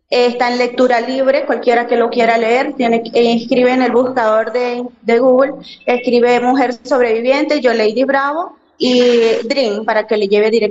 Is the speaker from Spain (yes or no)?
no; Colombia; also born or lived in Venezuela; no, señor, yo soy este, colombiana retornada.